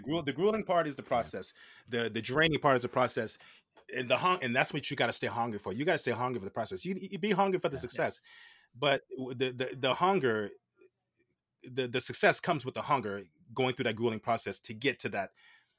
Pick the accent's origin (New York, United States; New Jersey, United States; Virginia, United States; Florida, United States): Virginia, United States; I'm done. I'm ready to go home. My hometown in Virginia.